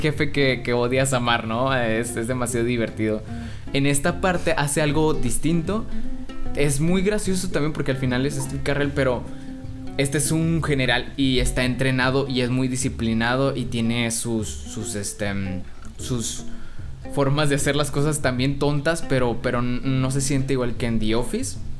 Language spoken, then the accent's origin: Spanish; Monterrey, Nuevo León, Mexico